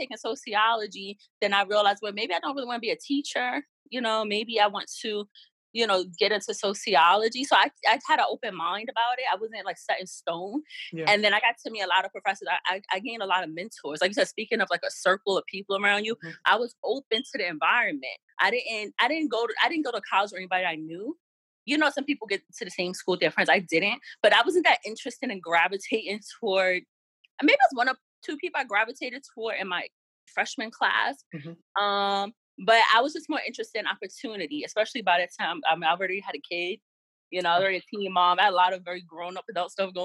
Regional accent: New York City, New York, United States; I'm from the South Bronx

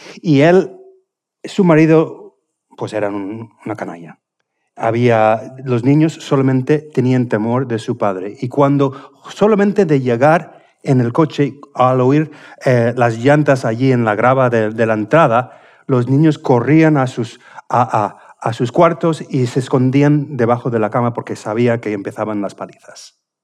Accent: Indiana, United States; Spanish is a second language; moved away; de mi tierra, justamente del estado de Indiana, de donde, de donde, soy

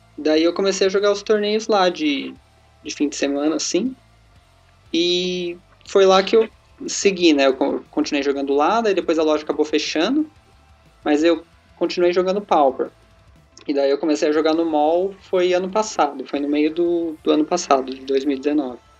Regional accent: Mauá, São Paulo, Brazil; Sou de Mauá, é, aqui em São Paulo, eu tenho 23 anos

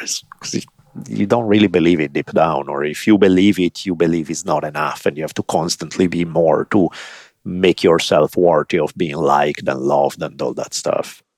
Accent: Italy; moved away; I grew up in Italy

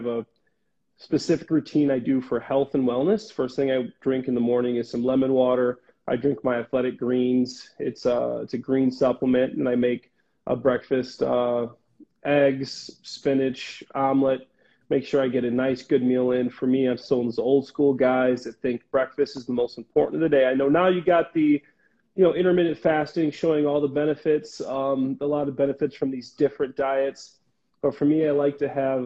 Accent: Dwight, Illinois, United States; moved away as an adult; I'm from a small town. My town is 3,000 people. Dwight, Illinois, I graduated with 60 kids

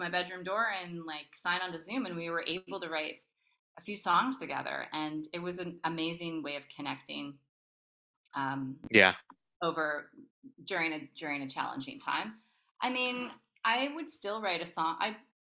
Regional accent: Toronto, Ontario, Canada; moved away; I'm from Toronto

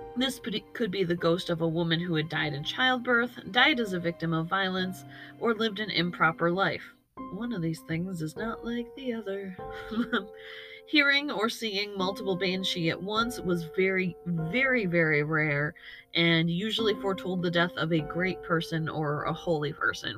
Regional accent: United States; despite being of Irish descent myself, I grew up in America

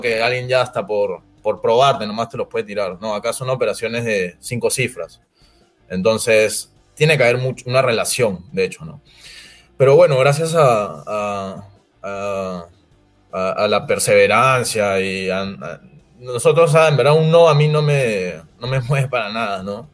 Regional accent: Peru; en el Perú, que somos un país agroindustrial netamente

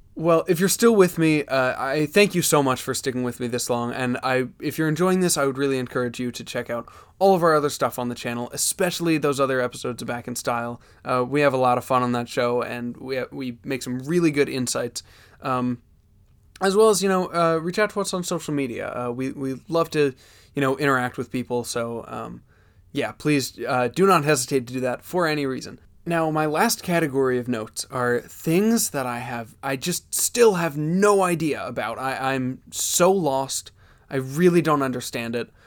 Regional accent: Pennsylvania, United States; I'm from Pennsylvania

